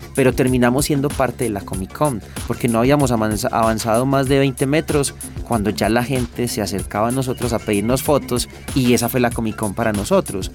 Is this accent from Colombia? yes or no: yes; Medellín, Antioquia, Colombia; Yo soy de Manrique Las Esmeraldas, uno de los barrios que construye la, Comuna Cuatro de Aranjuez